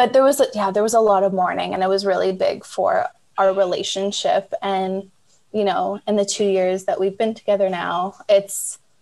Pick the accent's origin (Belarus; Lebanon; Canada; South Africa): Canada; moved away as an adult; also born or lived in Shanghai, China; now in Tasmania, Australia; I'm Canadian, married to an Australian